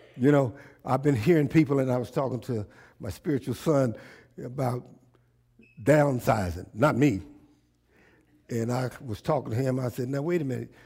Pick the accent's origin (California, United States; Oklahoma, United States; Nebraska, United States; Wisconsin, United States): Oklahoma, United States; Tulsa; I was born in T-, Tulsa, Oklahoma